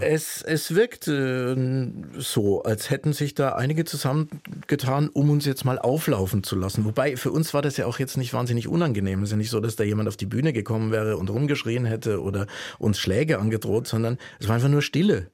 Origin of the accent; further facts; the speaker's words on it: Würzburg, Bavaria, Germany; moved away as an adult; now in Leipzig, Germany; bin ich groß geworden in Franken